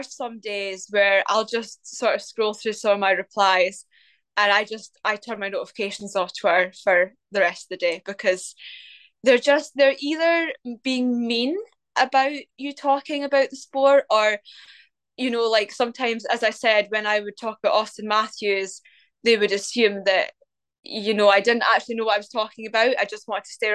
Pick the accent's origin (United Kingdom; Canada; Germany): United Kingdom; Scotland